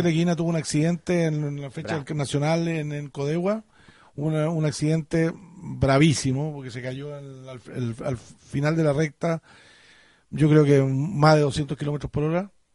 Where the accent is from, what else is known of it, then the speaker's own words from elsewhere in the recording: Chile; como buenos chilenos